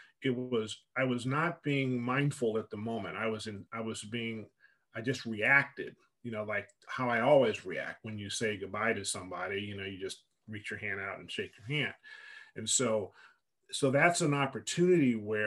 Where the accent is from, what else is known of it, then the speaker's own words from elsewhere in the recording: United States; I'm an American, so I don't know how to speak Arabic